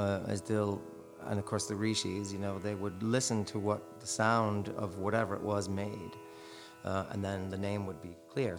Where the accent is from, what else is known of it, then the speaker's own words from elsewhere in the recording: Ireland; Here I am, an Irish guy